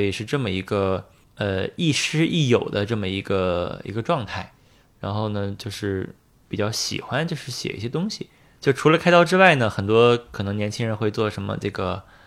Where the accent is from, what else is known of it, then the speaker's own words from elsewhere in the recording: Beijing, China; moved away as an adult; now in Shanghai, China; 后面我是在北京肿瘤医院工作了，有从一四年到二零年工作了六年